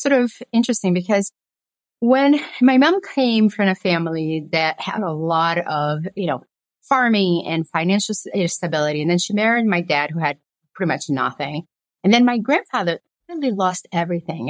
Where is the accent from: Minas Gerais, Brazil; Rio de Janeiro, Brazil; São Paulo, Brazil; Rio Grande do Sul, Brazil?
Minas Gerais, Brazil; Belo Horizonte; also born or lived in Governador Valadares, Brazil; now in United States; I was born in a little town called Governador Valadares and then moved to Belo Horizonte